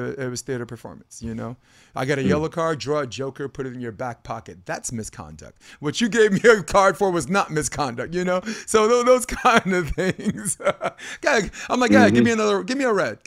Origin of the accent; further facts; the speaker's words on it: New York, United States; I'm a New Yorker